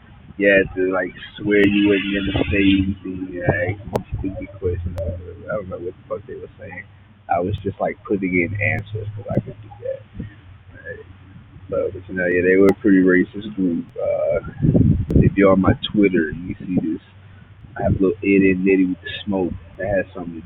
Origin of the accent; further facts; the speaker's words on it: Houston, Texas, United States; I'm from Houston.